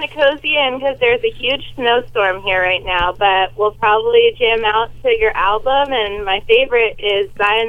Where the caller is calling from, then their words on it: Biddeford, Maine, United States; I'm calling from Biddeford, Maine.